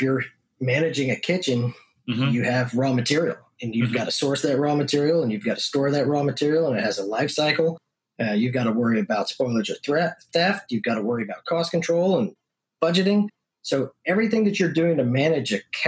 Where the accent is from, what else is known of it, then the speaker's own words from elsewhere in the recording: Northeast, United States; moved away as an adult; also born or lived in Hyde Park, New York; now in Texas, United States; I'm from the Northeast, actually. So moved down to Texas in 2009, work related